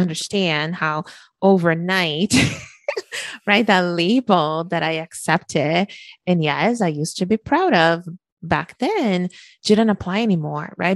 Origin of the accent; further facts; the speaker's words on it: Brazil; moved away as an adult; now in Canada; I was born and raised in Brazil